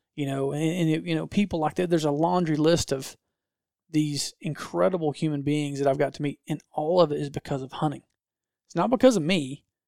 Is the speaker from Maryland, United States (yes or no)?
no; Georgia, United States; I'm a redneck from Georgia